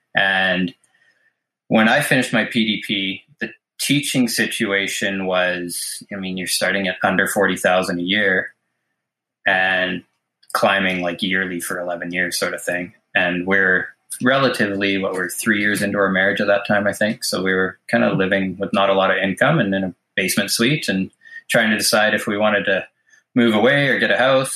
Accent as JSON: {"language": "English", "town": "Mission", "region": "British Columbia", "country": "Canada", "tie": "born or raised there", "said": "I was born in Mission, British Columbia, and grew up here"}